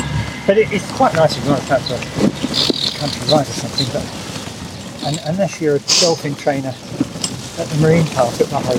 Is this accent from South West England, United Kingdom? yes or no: no; Bonnybridge, Scotland, United Kingdom; moved away as an adult; also born or lived in London / Kingston upon Thames; now in Malta; I was born in Scotland. Right. Bonny Bridge.